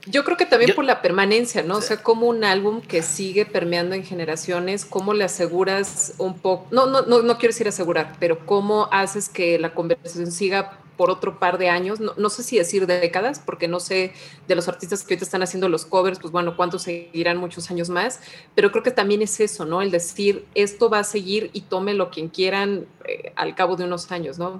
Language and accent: Spanish; Mexico; como mexicana